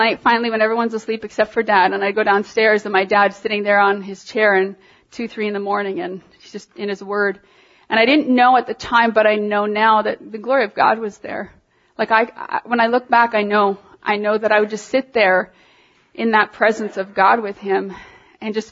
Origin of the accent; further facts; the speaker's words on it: Toronto, Ontario, Canada; I'm from Toronto.